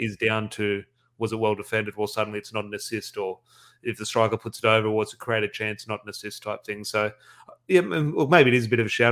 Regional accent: Australia; as an Australian fan

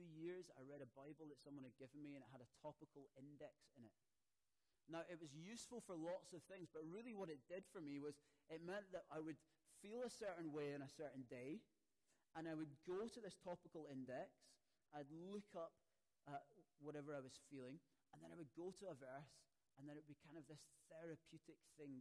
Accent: Scotland, United Kingdom; now in Poole, United Kingdom; especially as a Scotsman

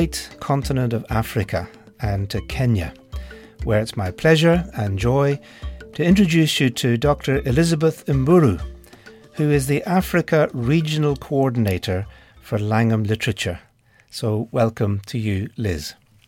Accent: Ireland; I come from Ireland.

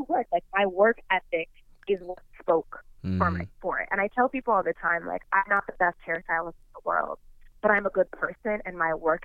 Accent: Orange County, California, United States; growing up in Orange County, being a child of immigrants

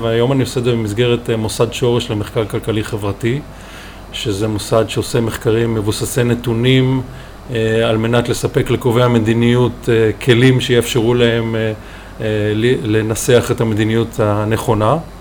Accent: Israel; also born or lived in Chicago, United States; אני מושבניק שבחר בלימודי כלכלה חקלאית

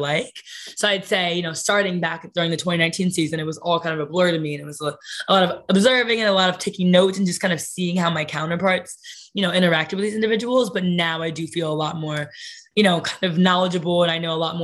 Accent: Canton, Ohio, United States; also born or lived in Brooklyn, New York; now in New York City, United States; growing up in Canton, we were only an hour from Cleveland

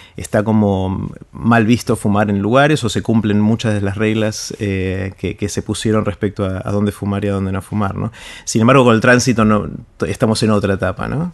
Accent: Argentina; en mi país, en, la Argentina

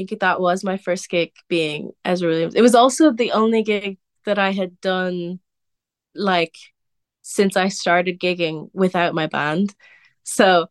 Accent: Wicklow, Leinster, Ireland; also born or lived in Cork; growing up in Wicklow, especially where I live in Wicklow

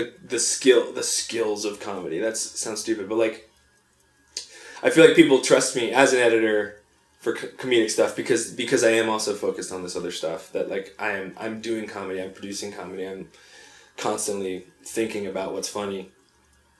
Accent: North Carolina, United States; also born or lived in Long Island, New York / Virginia; I moved to North Carolina when I was six, but like most of my life was like spent in and around the South.

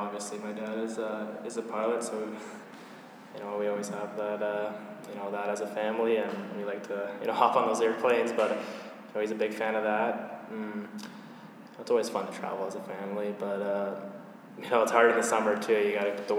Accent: London, Ontario, Canada; I was born in London, Ontario

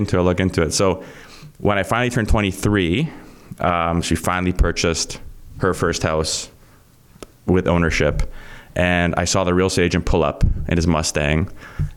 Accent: Vaughan, Ontario, Canada; I grew up in Vaughan. So I'm in an area where all my friends had these homes, and we lived in a basement apartment.

